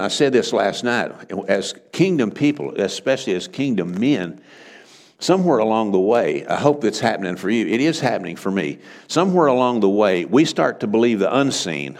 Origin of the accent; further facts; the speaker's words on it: Texas Panhandle, United States; moved away as an adult; now in Oklahoma, United States; I'm from the Texas Panhandle. That's why I talk so funny.